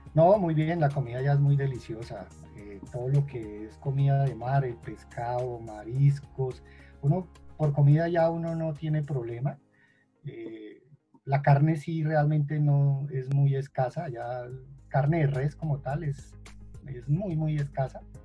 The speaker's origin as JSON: {"language": "Spanish", "country": "Colombia", "said": "como buenos colombianos"}